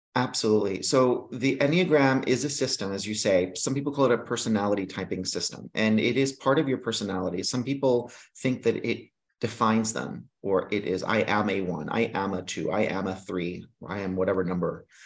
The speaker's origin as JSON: {"language": "English", "country": "Greece", "tie": "born or raised there", "moved": "yes", "said": "I was raised in Greece"}